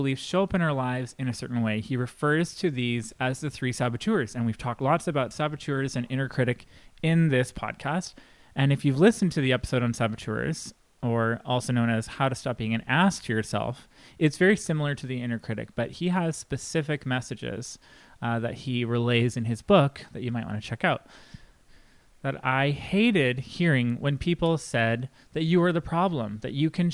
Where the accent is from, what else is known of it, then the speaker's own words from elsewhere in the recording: Canada; being a Canadian